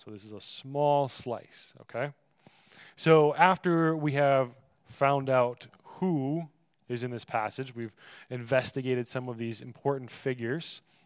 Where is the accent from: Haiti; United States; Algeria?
United States; Michigan; I come from Michigan, so a fizzy soda fountain drink is called pop to us